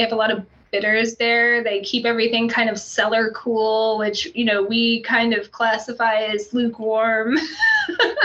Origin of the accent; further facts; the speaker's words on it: West Coast, United States; also born or lived in London, England; now in Houston, United States; I grew up on the West Coast. I'm not a native Houstonian